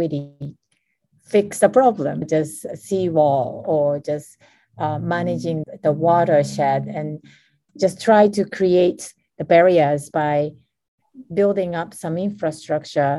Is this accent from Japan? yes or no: yes; Japan; I was born and raised in Japan